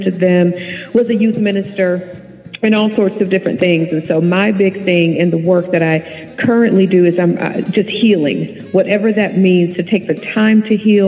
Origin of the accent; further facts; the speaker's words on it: Dallas, Texas, United States; I am from Dallas, Texas